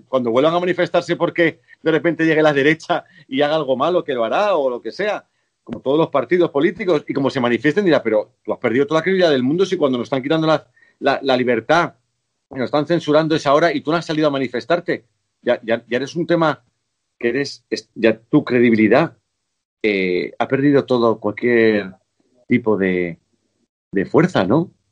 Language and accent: Spanish; Spain; los españoles sabemos vivir muy bien